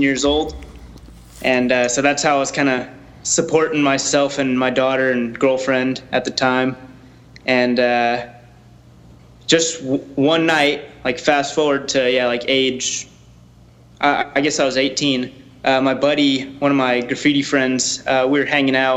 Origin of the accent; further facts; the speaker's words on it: Orange County, California, United States; we're both from Orange County